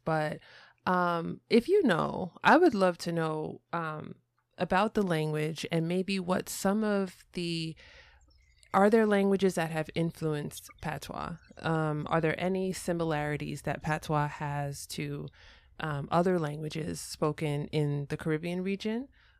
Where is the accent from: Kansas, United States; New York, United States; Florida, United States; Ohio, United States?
New York, United States; New York City; I grew up, born and raised in New York City, and I've listened to a lot of Jamaican patois over time. I am not Jamaican by heritage